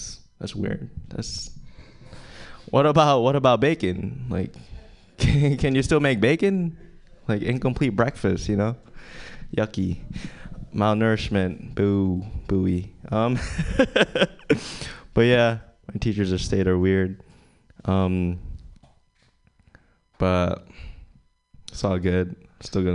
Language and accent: English; Philippines; now in San Francisco, United States; I'm from the Philippines and I go to school at SF State